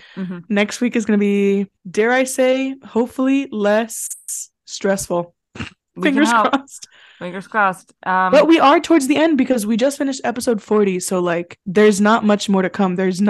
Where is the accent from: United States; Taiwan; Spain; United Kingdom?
United Kingdom; Unfortunately, we are British, but all of our friends are Irish.